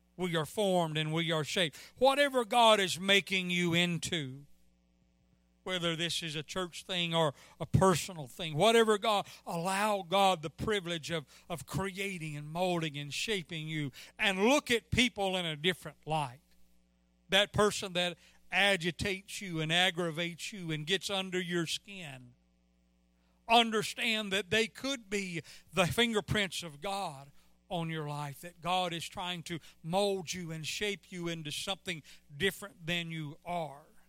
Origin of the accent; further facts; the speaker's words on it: Mississippi, United States; I'm from Mississippi